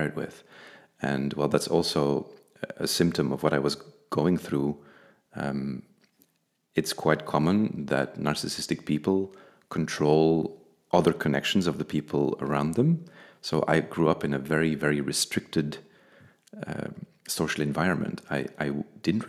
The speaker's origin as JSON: {"language": "English", "region": "Flanders", "country": "Belgium", "tie": "born or raised there", "said": "the area where I grew up in Flanders in Belgium"}